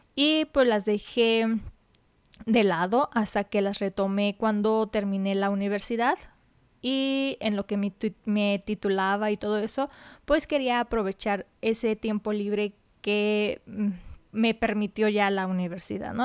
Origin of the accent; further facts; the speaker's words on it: Mexico; soy de México, entonces en mi país descubrí